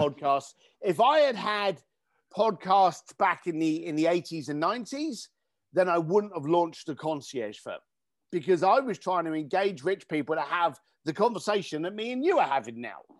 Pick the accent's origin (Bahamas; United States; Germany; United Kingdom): United Kingdom; London; I grew up in East London